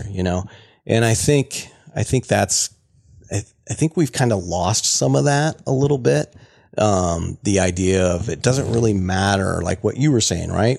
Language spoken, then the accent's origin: English; Central Iowa, United States; I grew up down in Iowa